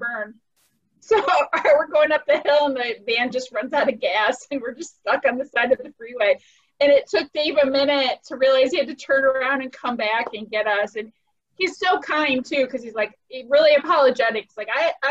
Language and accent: English; Toledo, Ohio, United States; I grew up in Toledo